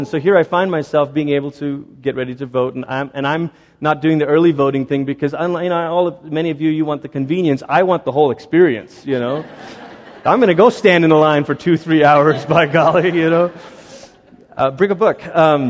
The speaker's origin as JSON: {"language": "English", "country": "Malaysia", "tie": "born or raised there", "lives_now": "United States", "said": "I grew up in Malaysia. I'm 34 years old now. Cumulatively, altogether, I've lived in Malaysia for about 14 of those years and lived in America for about 20 of those years."}